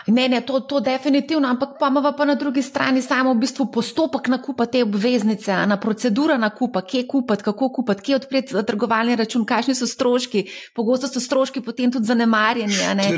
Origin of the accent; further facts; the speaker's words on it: Slovenia; Slovenci smo